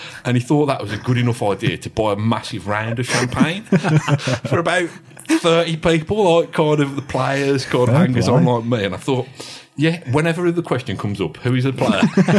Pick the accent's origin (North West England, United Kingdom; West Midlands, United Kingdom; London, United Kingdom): West Midlands, United Kingdom; Rowley Regis; Because I'm from Rowley Regis.